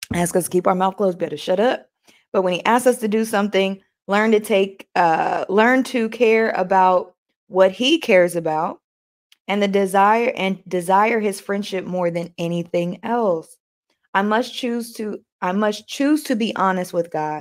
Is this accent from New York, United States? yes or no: yes; New York, United States; accent: New York; That's my New York accent